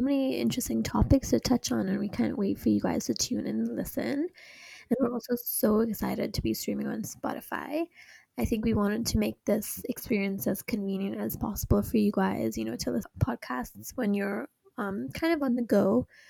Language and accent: English; Hong Kong; also born or lived in San Francisco; I was born and raised in Hong Kong